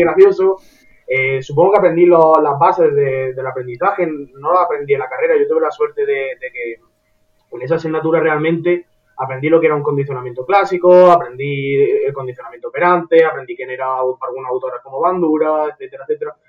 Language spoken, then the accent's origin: Spanish; Córdoba, Andalusia, Spain; todos somos de Andalucía, yo soy de Córdoba